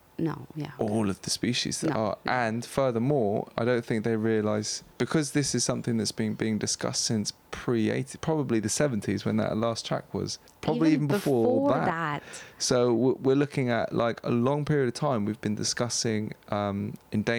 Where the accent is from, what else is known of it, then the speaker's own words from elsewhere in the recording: England, United Kingdom; we're from England